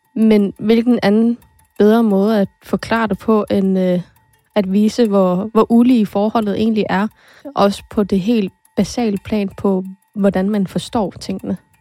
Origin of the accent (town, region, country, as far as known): Greenland; first language Greenlandic; Danish is a second language